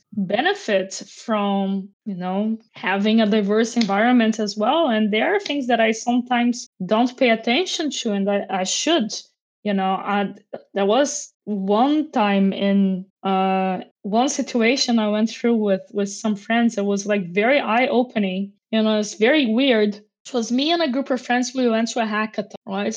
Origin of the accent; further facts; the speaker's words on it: Niterói, Rio de Janeiro, Brazil; English is a second language; moved away; also born or lived in France; I was raised in Niterói, which is, you know, next to São Gonçalo